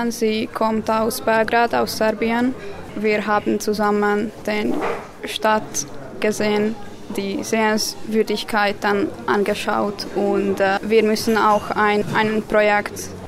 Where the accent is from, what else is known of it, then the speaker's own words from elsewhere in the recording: Pécs, Baranya, Hungary; bin 17 Jahre alt und komme aus Pech oder Fünfkirchen aus Ungarn.